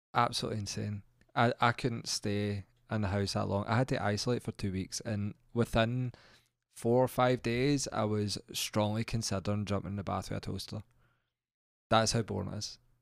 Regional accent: Central Belt, Scotland, United Kingdom; we've grew up in a central belt

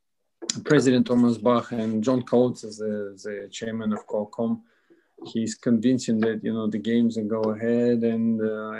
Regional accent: Russia; moved away; I come from a very small town, and we didn't have a direct international connection

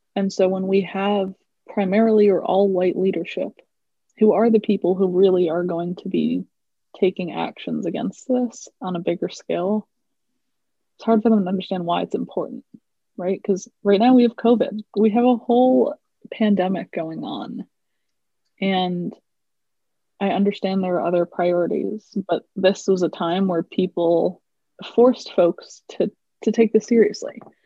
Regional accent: United States; i am indian um, i was born in the US. So I've never actually lived in India, uh, but both of my parents are immigrants

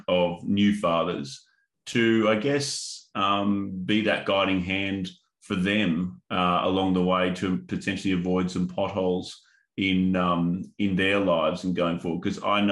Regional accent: Northern Territory, Australia; the Indigenous culture that I grew up in Northern Territory

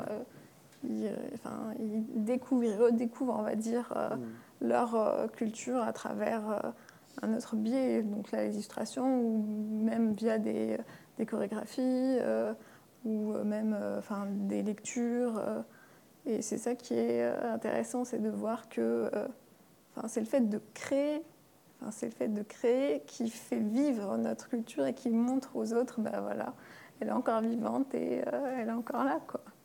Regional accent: Algeria; now in France; algérienne, je suis née en Algérie et toute ma famille est en Algérie

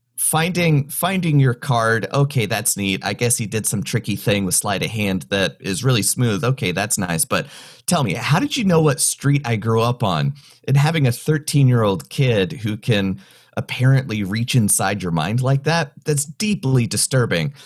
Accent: North Carolina, United States; moved away as an adult; also born or lived in California / Kentucky / Orlando / Austin, Texas; now in Chicago, United States; I was born in California, raised in the mountains of North Carolina

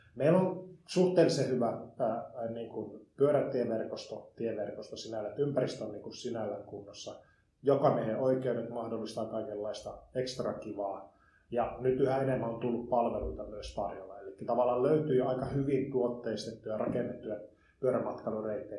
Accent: Liperi, North Karelia, Finland; also born or lived in Jyväskylä / Helsinki; now in Tampere, Finland; mä oon syntyisin Lipeistä Joensuun läheltä

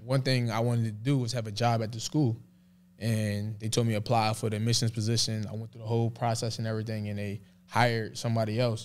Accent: Philadelphia, Pennsylvania, United States; moved away as an adult; now in Dallas, United States; I love growing up in Philly

